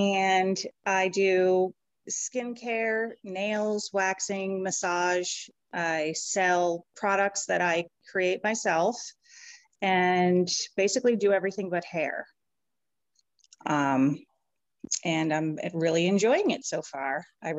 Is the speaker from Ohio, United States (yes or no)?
no; Barrington, Rhode Island, United States; also born or lived in Dover, New Hampshire / Durham, New Hampshire; now in Exeter, United States; I was born in Dover, actually. We lived in Durham when I was a kid till probably the late 70s. And then my family, we moved to Rhode Island. So I actually grew up in Barrington, Rhode Island.